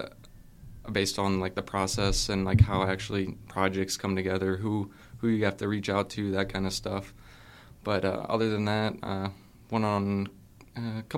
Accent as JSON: {"language": "English", "town": "Tiffin", "region": "Ohio", "country": "United States", "tie": "born or raised there", "moved": "as an adult", "lives_now": "Kent, United States", "said": "I'm originally from Tiffin, Ohio"}